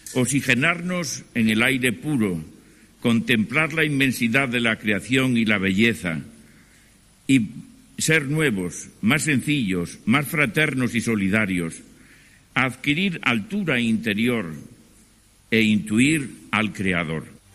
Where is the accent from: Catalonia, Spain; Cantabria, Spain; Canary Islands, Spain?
Cantabria, Spain; mi tierra que es la montaña, Cantabria